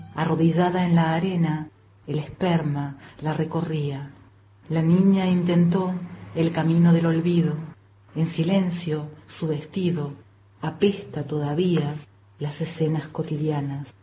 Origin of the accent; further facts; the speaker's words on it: Neuquén, Argentina; moved away; also born or lived in Córdoba; Nací en Neuquén a mediados de la fragorosa década del 70. Viví en Córdoba mucho tiempo.